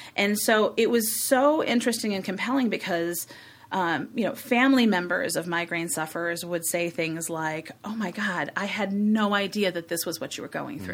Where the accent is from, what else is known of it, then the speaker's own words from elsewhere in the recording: Chicago, Illinois, United States; I grew up in Hyde Park